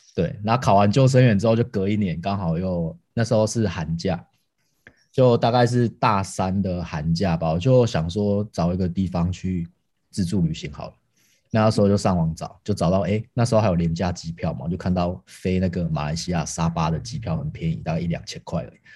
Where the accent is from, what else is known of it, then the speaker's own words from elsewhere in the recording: Tainan, Taiwan; 我是台南人，然后我们家以前是四代同堂，就是我阿公阿嬷还有阿祖都还， 还没过世的时候，都还在的时候，所以我们家是那种很大家庭，都住在一起